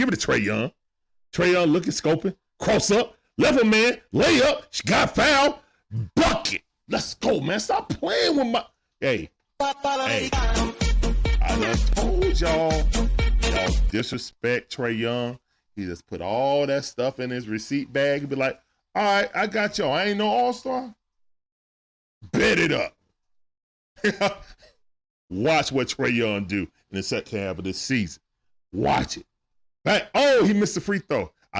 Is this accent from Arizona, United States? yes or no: no; Georgia, United States; I'm a Grady baby, bro. So, yeah. But now I live in the burbs. But I grew up in the Swats and teenage years over in the deck.